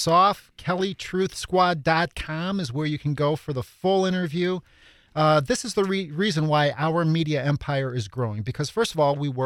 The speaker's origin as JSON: {"language": "English", "town": "Chicago", "region": "Illinois", "country": "United States", "tie": "born or raised there", "said": "I grew up on the South Side of Chicago as well"}